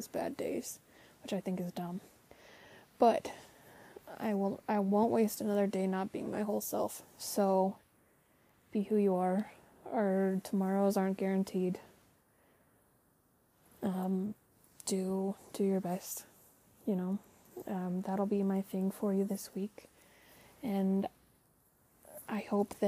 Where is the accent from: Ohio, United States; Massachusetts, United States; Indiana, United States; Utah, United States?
Utah, United States; I'm from Utah. We don't pronounce our T's sometimes.